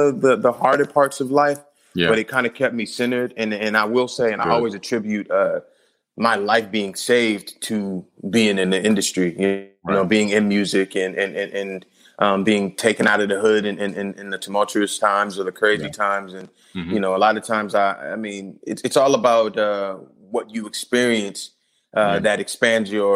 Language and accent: English; Compton, California, United States; I'm born and raised in Compton